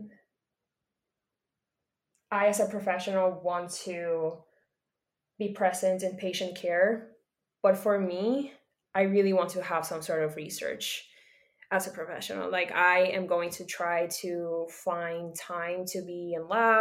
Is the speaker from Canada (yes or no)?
no; Puerto Rico; I am from Puerto Rico